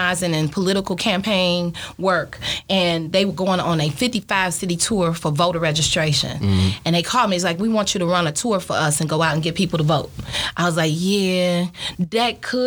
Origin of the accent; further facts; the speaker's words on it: Chicago, Illinois, United States; also born or lived in Mississippi; I'm from Chicago